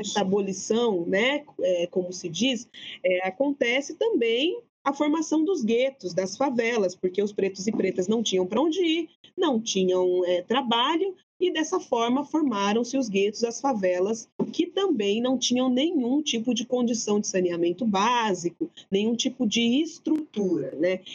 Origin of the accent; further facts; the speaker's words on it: Araraquara, São Paulo, Brazil; de onde venho, né? Das periferias de Araraquara